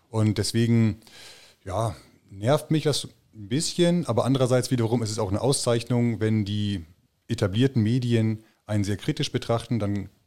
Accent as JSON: {"language": "German", "country": "Germany", "said": "weil ich in erster Linie für das deutsche Volk mich ähm, verantwortlich fühle. Ich bin Deutscher, ich lebe hier und da gibt es einiges zu lernen."}